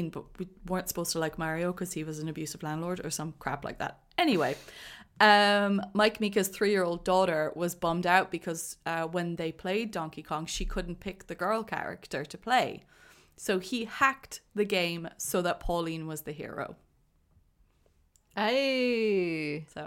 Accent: Cork, Munster, Ireland; I grew up in Definitely. Cork. There was nothing else

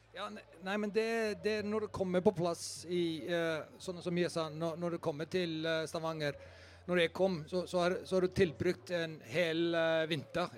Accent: Iceland; moved away as an adult; Jeg kommer fra Island.

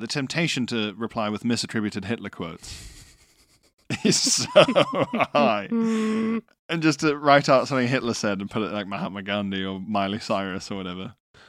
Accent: Arbroath, Scotland, United Kingdom; We were doing a night shift not so far from home in Dundee. I'm from Arbroath.

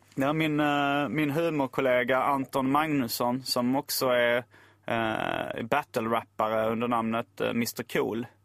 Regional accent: Lund, Skåne, Sweden; also born or lived in Hjärup; jag är uppvuxen i Lund, eller jag bodde där när högstadiet, gymnasiet

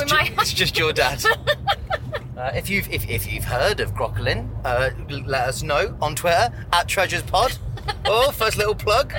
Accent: Twywell, East Midlands, United Kingdom; So what I'm imagining is there's a place where I grew up called Twywell Hills and Dales.

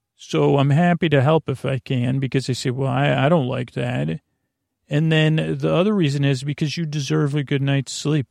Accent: Syracuse, New York, United States; growing up in Syracuse, New York, that was the center of my world

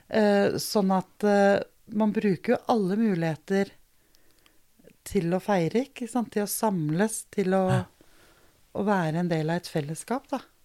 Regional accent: Denmark; born or raised there; now in Norway

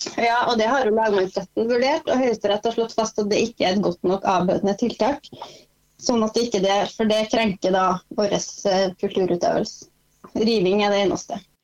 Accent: North Fosen, Trøndelag, Norway; jeg kommer fra Nordfosen

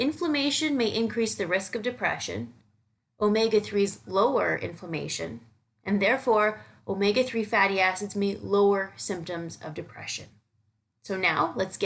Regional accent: Canada; now in New York City, United States; I'm heading back to my hometown for the weekend

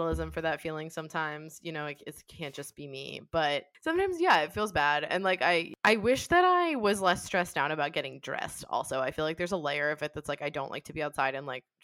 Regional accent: Swarthmore, Pennsylvania, United States; My hometown is Swarthmore, Pennsylvania

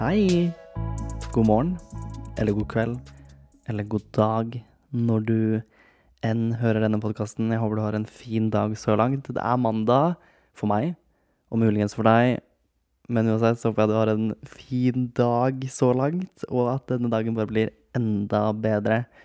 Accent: Kragerø, Telemark, Norway; moved away; hjemme i Kragerø

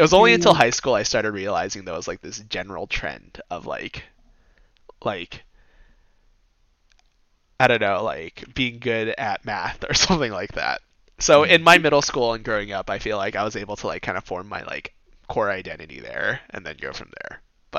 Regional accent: California, United States; growing up in California, I did not feel like I had to fight for my identity, right?

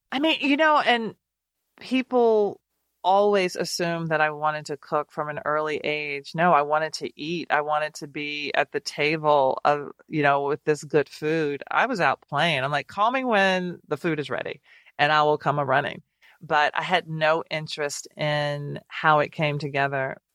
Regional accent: Nashville, Tennessee, United States; growing up in Nashville and having these small restaurants

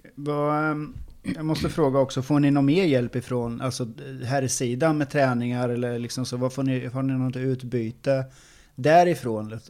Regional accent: Åby, Östergötland, Sweden; jag, jag är ju från Åby

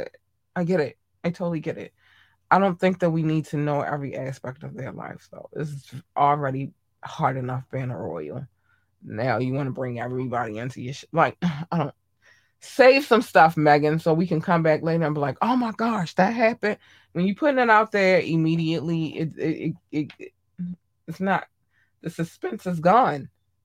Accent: Baltimore, Maryland, United States; I grew up in Baltimore. I got a lot of family here

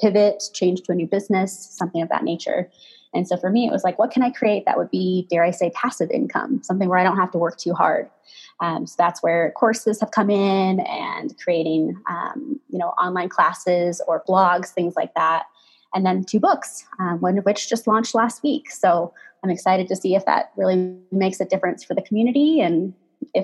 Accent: Pacific Northwest, United States; now in Colorado, United States; we grew up in the Pacific Northwest

